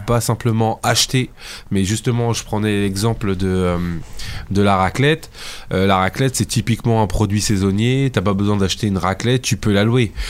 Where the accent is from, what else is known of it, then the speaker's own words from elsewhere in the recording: Fontenay-sous-Bois, Île-de-France, France; je suis euh, du Val-de-Marne, mais plus de la banlieue est, on va dire, Fontenay-sous-Bois.